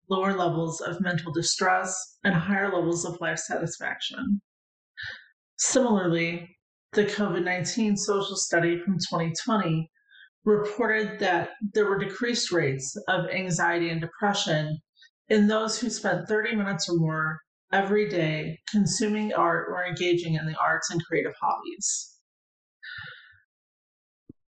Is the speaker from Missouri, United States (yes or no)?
yes; St. Louis, Missouri, United States; when I was a child growing up in St. Louis, Missouri